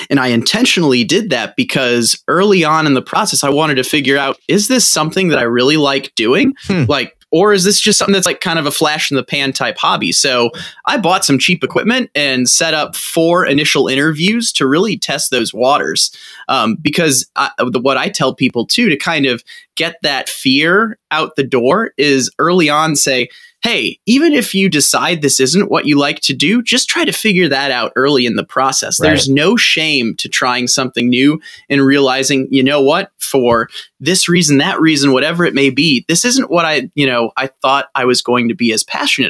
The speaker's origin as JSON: {"language": "English", "town": "St. Louis", "region": "Missouri", "country": "United States", "tie": "born or raised there", "also_born_or_lived": "Milwaukee", "moved": "as an adult", "said": "my hometown of St. Louis"}